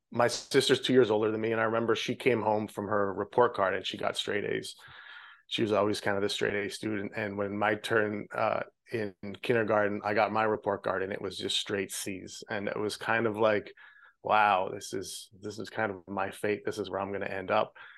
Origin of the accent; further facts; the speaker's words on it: Regina, Saskatchewan, Canada; moved away as an adult; now in Florida, United States; I grew up in Canada. Uh, the province is Saskatchewan, and the city is Regina